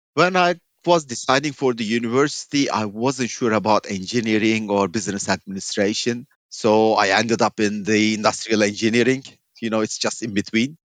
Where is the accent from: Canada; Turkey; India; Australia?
Turkey; moved away as an adult; also born or lived in United Kingdom / Iran / Latvia / Belgium; growing up in Turkey with such economic volatility